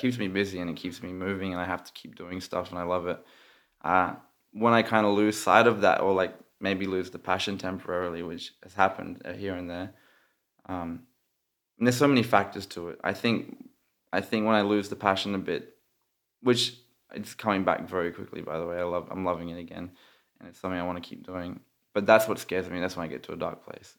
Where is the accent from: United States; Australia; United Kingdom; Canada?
Australia; moved away; I'm Australian